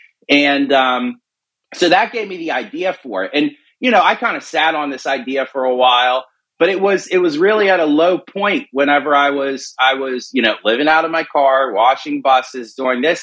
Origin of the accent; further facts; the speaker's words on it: Pittsburgh, Pennsylvania, United States; I was born and raised in Pittsburgh